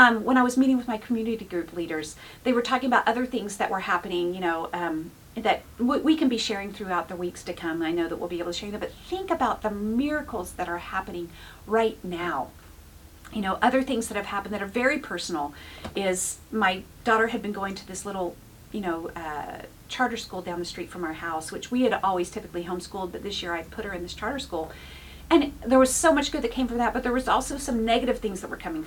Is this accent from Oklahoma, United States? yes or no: yes; Oklahoma, United States; now in California, United States; I come from Oklahoma.